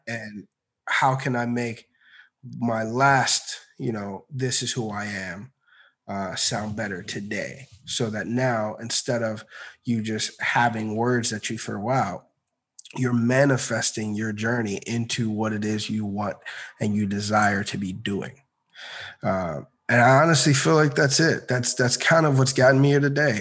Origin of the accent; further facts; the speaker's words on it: Maryland, United States; moved away as an adult; also born or lived in Orlando, Florida / Virginia; now in Atlanta, United States; I originally grew up in uh, in Maryland